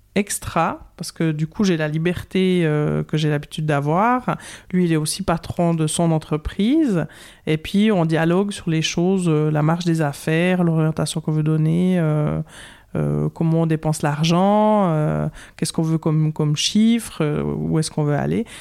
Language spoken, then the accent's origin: French; Courtelary, Bern, Switzerland; accent: Bernese Jura; moved away as an adult; also born or lived in Lausanne, Vaud; now in Vaud, Switzerland; je viens euh, du Jura bernois, j'ai un petit accent du Jura bernois, je viens de Courtelary, l'endroit où on met les noisettes en quinconce dans le ragusa, où j'ai vécu jusqu'à 19 ans